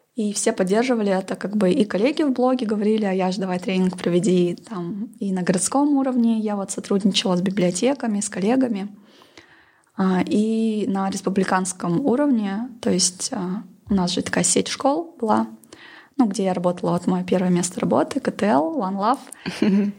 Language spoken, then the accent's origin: Russian; Pavlodar, Pavlodar Region, Kazakhstan; я сама родом из Павлодара, это такой промышленный город.